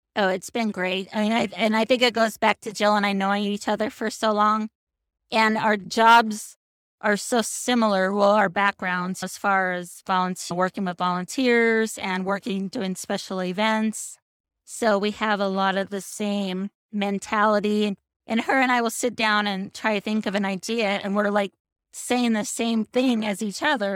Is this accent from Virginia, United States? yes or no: no; Seattle, Washington, United States; moved away as an adult; also born or lived in Chicago; now in Boulder City, United States; I grew up in Seattle